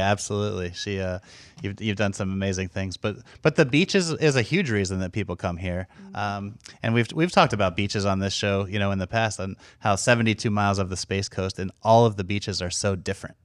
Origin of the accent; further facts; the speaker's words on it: Maryland near Washington D.C., United States; moved away; I grew up in Maryland near Washington D.C.